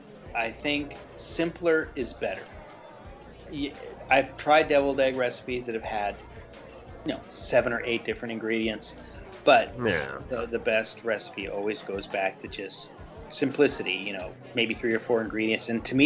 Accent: the South, United States; I'm from the South. This is what we do.

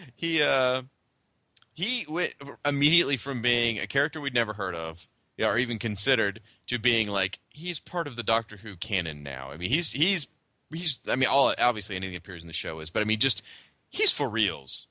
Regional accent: United States; as an American and as a fan.

